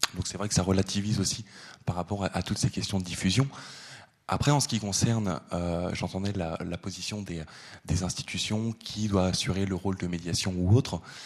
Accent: France; je suis français

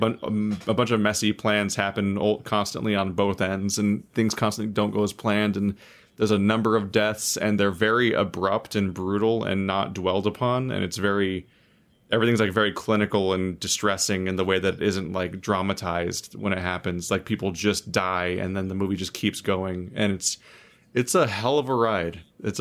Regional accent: United States; I'm American.

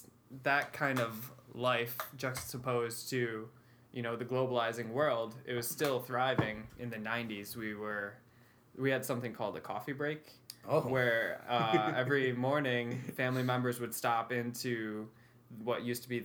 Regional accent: Westernville, New York, United States; Pretty isolated, really.

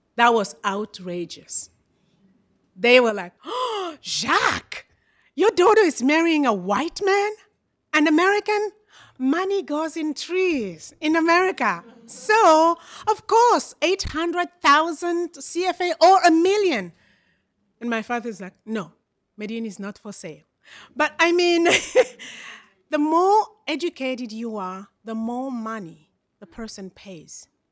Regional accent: Brazzaville, Republic of the Congo; I am from Congo, Brazzaville

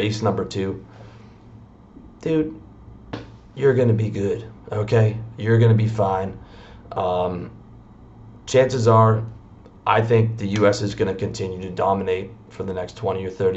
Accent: Canada; moved away as an adult; also born or lived in Toronto; I'm from Canada

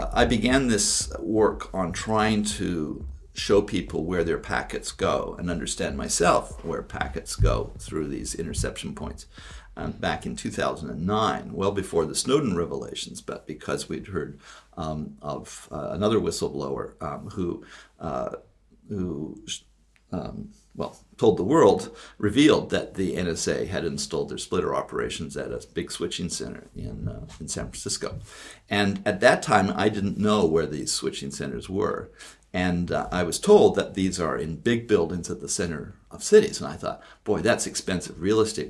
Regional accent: Canada; also born or lived in Toronto; I'm from Canada

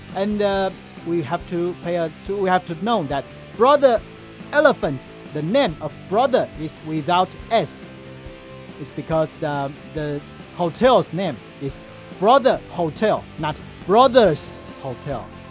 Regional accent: Kinmen County, Taiwan; my hometown Kinmen

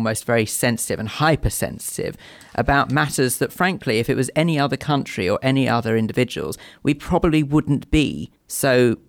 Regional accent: United Kingdom; as British Jews

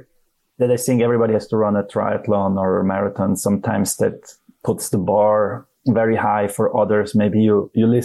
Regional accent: Zurich, Switzerland; I'm from Switzerland. I grew up here in Zurich, beautiful town

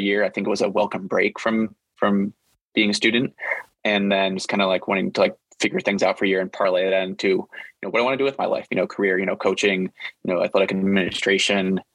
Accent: Chicago, Illinois, United States; I'm from Chicago and suburbs and live in the city

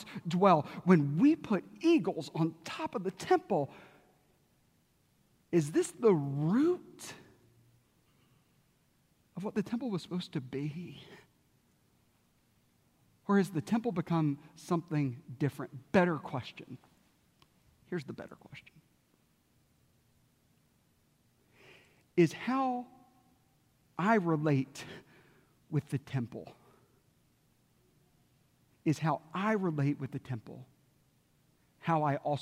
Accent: South Carolina, United States; moved away; I grew up in South Carolina

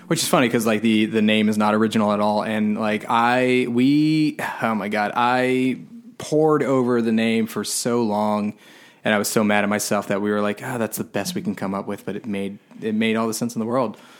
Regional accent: Tampa, Florida, United States; I grew up in Florida. I grew up in Tampa

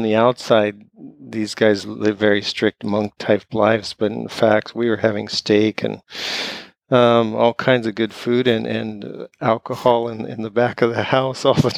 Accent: Arizona, United States; moved away as an adult; now in Yokohama, Japan; I'm from Arizona

